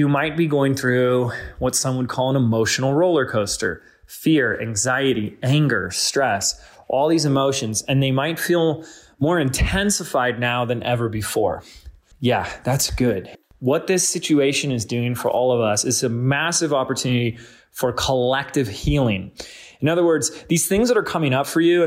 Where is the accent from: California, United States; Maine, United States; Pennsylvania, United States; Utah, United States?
California, United States; Laguna Beach; my hometown, Laguna Beach